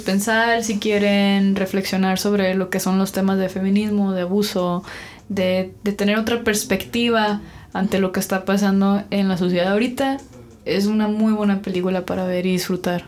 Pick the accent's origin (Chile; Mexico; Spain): Mexico; hoy yo también soy mexicano